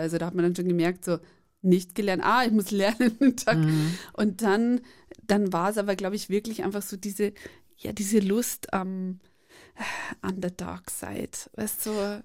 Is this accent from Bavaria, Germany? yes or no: yes; Bavaria, Germany; ich komme einfach aus Bayern, wir sprechen alles falsch ja, aus